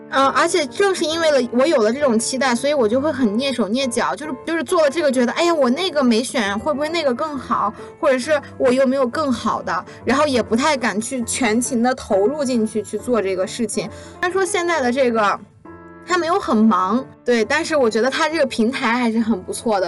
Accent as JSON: {"language": "Chinese", "town": "Lanzhou", "region": "Gansu", "country": "China", "said": "我是兰州人，兰州到北京有一辆车是 Z 二一"}